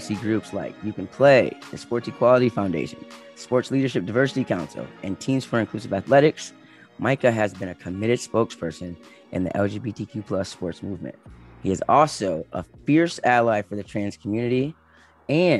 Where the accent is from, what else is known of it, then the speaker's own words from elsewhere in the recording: Michigan, United States; I'm from Michigan